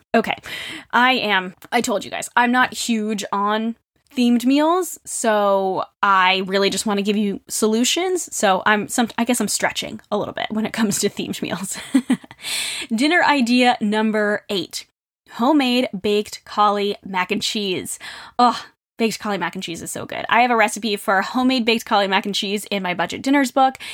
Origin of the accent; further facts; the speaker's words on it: New England, United States; growing up in New England